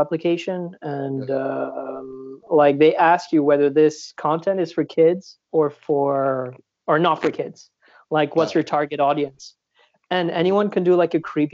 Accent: Switzerland; born or raised there

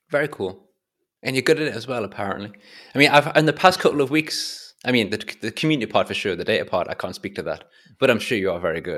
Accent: England, United Kingdom; I'm English

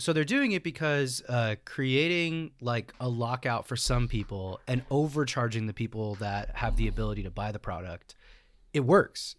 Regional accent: United States; we as American Smash players

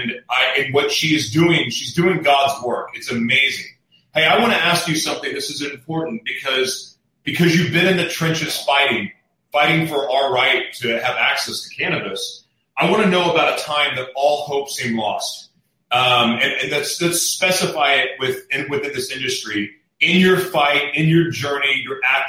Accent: Oklahoma, United States; now in California, United States; I'm from Oklahoma, but I was uneducated about it too until I moved to California

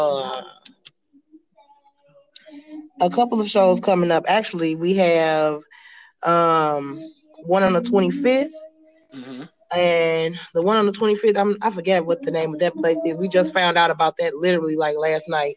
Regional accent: St. Louis, Missouri, United States; I'm from St. Louis, Missouri, 314 West Side

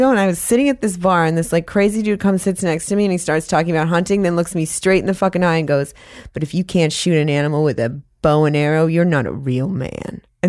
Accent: Maine, United States; moved away; I grew up in Maine

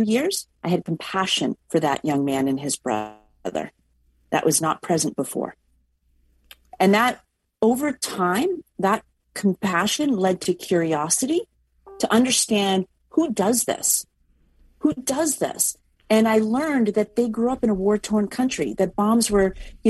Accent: Boston, Massachusetts, United States; I'm from Boston.

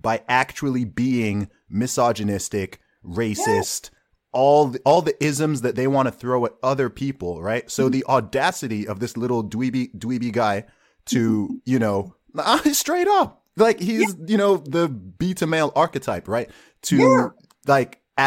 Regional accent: Saudi Arabia; moved away; also born or lived in Nigeria; I grew up in Saudi Arabia, right? I lived in Saudi Arabia for 2 decades and my family background is from Nigeria

